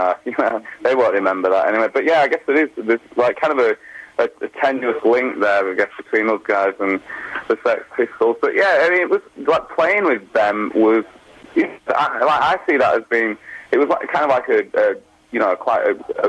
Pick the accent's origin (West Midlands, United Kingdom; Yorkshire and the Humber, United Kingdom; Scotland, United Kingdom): Yorkshire and the Humber, United Kingdom; Wakefield; we're from Wakefield, and it was like Doncaster Arena, which is like the closest arena to like our hometown